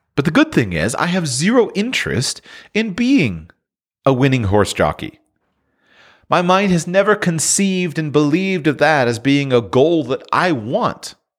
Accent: South Florida, United States; I'm born and raised in South Florida

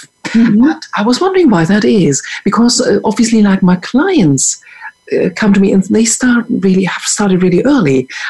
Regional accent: Germany; So I grew up in Germany, small town Germany.

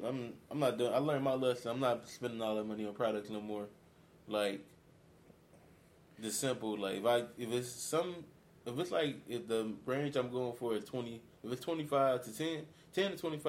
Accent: Gary, Indiana, United States; moved away as an adult; now in Florida, United States; Like I said … Born and raised in Gary, Indiana. Baby of the family. Got two older siblings.

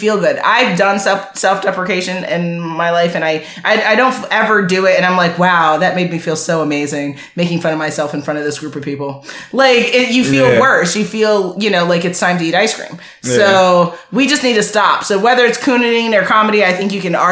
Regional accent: Jamaica; I'm Jamaican

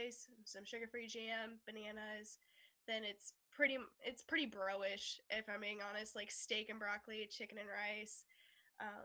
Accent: Lebanon, Missouri, United States; I'm 17 and I'm from Missouri

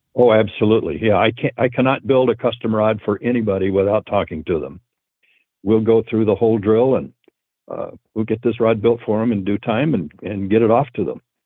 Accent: Breezy Point, Minnesota, United States; my hometown of Breezy Point, Minnesota

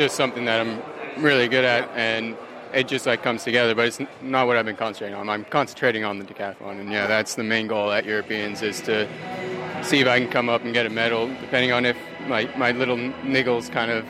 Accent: United States; born there; Both my parents are British and all of my family is. It just so happened that I was born in the States.

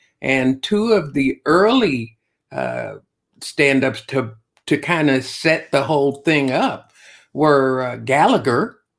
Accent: Chicago, Illinois, United States; I came from Chicago, where Tom Dreesen had been doing a, that's how I started.

